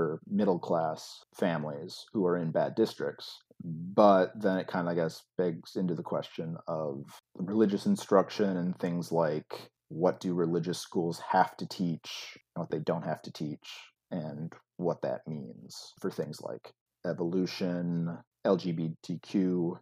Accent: outside of Chicago, Illinois, United States; I grew up outside of Chicago

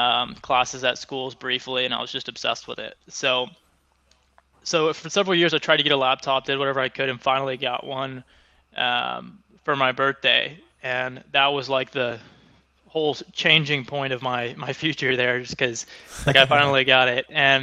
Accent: Oklahoma, United States; So now, Oklahoma isn't really known as one of the big tech hubs or anything like that. So it's not like I was just completely surrounded by tech from the day I was born.

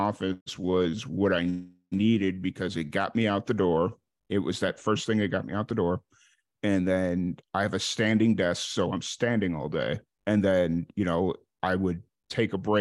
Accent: Chicago, Illinois, United States; moved away as an adult; now in central Texas, United States; I'm originally from Chicago. I grew up in Chicago.

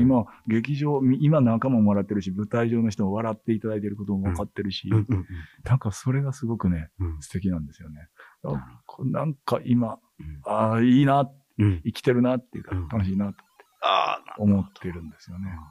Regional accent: Kansai, Japan; 関西人やから

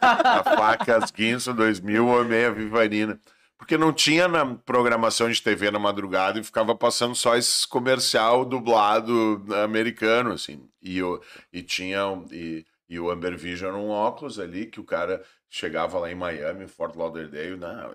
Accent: Tramandaí, Rio Grande do Sul, Brazil; como a gente é de Tramanda

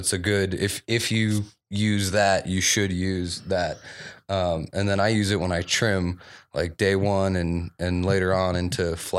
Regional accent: East Coast, United States; now in Colorado, United States; I'm from the East Coast

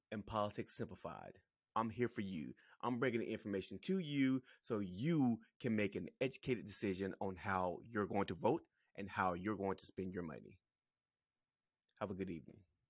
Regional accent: South Carolina, United States; I'm from South Carolina

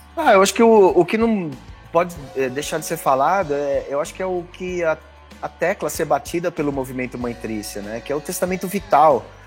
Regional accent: Brazil; como brasileiro, como cidadão

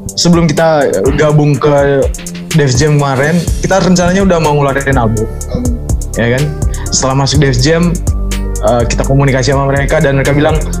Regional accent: Manggarai, Flores, East Nusa Tenggara, Indonesia; di daerah saya di Flores, Manggarai tempat saya

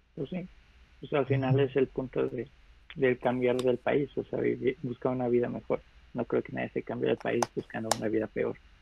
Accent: Mexico

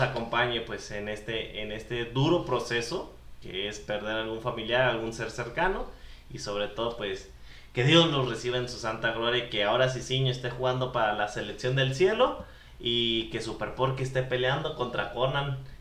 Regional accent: Mexico; En nuestra infancia, nosotros, eh, como buenos mexicanos, pues seguidores de la lucha libre

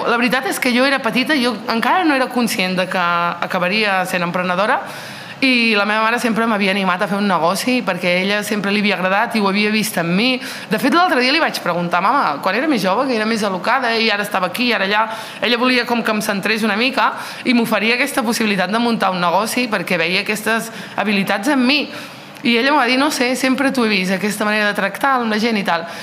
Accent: Olot, Catalonia, Spain; also born or lived in Nador, Morocco; No vaig néixer al Marroc, vaig néixer en un poble de Nador i els meus pares van venir aquí a Olot al 89. Eh, és a dir, que porto aquí molts i molts anys.

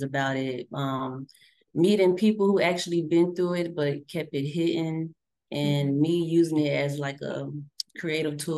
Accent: Dallas, Texas, United States; I'm from Dallas, Texas

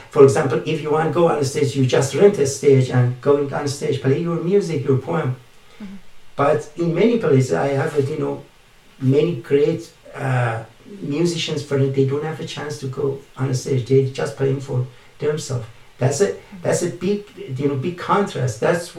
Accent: Canada; English is a second language; being Canadian. Canadian, it means multicultural country.

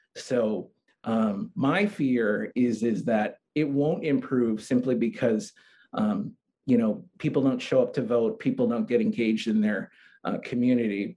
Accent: San Antonio, Texas, United States; now in Hawaii, United States; I spent about uh, 13 years growing up in San Antonio, Texas.

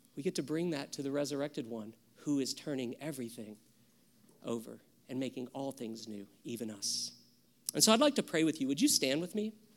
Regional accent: the South, United States; I grew up in the South

